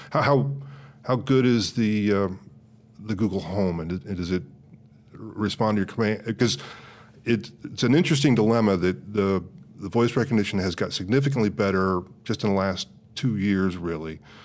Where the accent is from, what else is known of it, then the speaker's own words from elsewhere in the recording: Midwest, United States; also born or lived in California; now in Kansas City, United States; I grew up in the Midwest